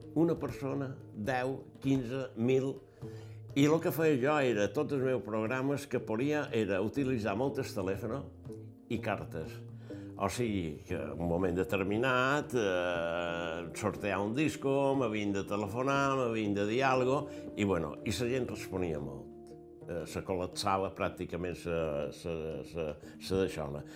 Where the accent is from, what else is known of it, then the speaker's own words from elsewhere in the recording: Palma, Balearic Islands, Spain; Vaig néixer a Palma, de pare Cerverí, vaig néixer a Palma